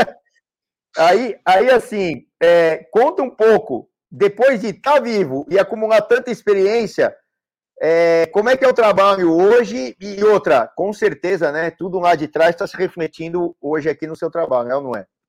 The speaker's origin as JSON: {"language": "Portuguese", "region": "São Paulo", "country": "Brazil", "said": "mesmo sendo paulistano aqui, paulista e paulistano"}